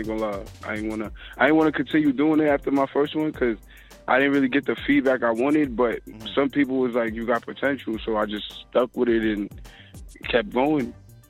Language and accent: English; New York City, New York, United States; I'm from Harlem, New York, man.